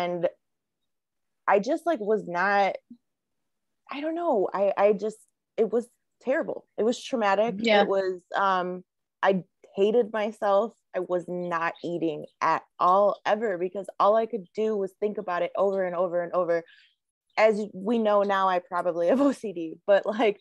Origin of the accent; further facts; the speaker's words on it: Chicago, Illinois, United States; I'm from Chicago